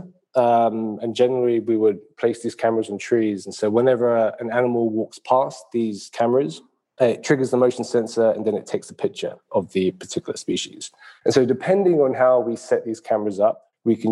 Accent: London, United Kingdom; being born and raised in London, England

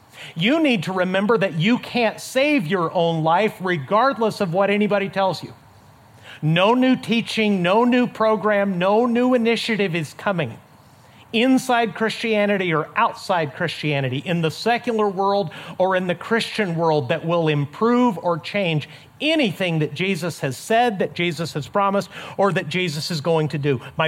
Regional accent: Mexico; up in the high desert of Mexico. My parents are missionaries, as I've told you many times. Between my hometown in Mexico and our border crossing of El Paso, Texas, there's about 240 desolate miles of desert.

